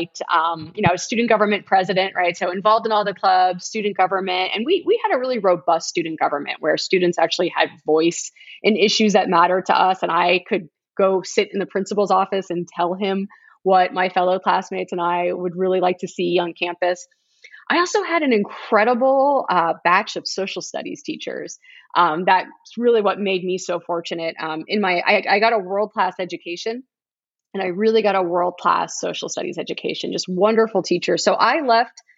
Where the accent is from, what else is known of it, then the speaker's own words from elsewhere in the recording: South Florida, United States; moved away as an adult; also born or lived in Middleburg, Florida; the one in which I was raised. You know, I came from South Florida